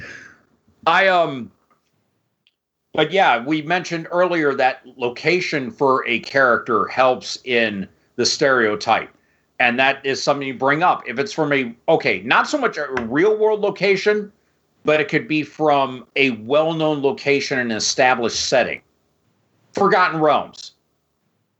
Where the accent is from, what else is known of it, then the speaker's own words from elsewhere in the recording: Downriver, suburban Detroit, Michigan, United States; downriver, which is all the bedroom communities south and southwest of Detroit